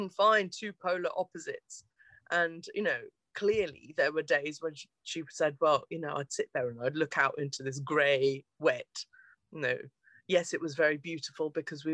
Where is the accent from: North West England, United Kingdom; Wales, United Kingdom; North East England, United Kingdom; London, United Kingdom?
Wales, United Kingdom; Aberdare; I was born in South Wales, actually. In Aberdare, which is a small town, I guess, in one of the valleys. So I'm a proper valley girl, me.